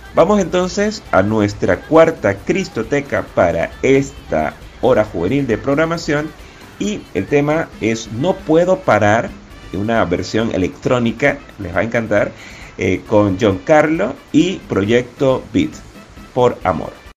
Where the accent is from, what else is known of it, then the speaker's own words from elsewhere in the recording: David, Chiriquí, Panama; la parroquia Catedral San José de David, de donde soy oriundo